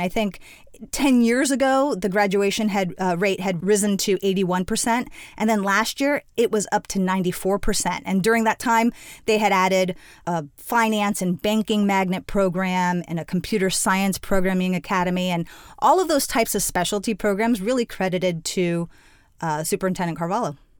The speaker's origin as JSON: {"language": "English", "town": "Miami", "region": "Florida", "country": "United States", "tie": "born or raised there", "moved": "yes", "said": "Born and raised in Miami, I'm the daughter of Cuban immigrants"}